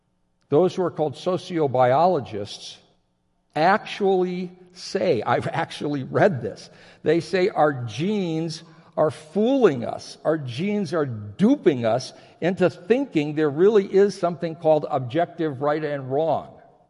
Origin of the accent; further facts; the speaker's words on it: Japan; I grew up in Japan. My folks were missionaries. I spent most of my adolescence there. I graduated from high school there.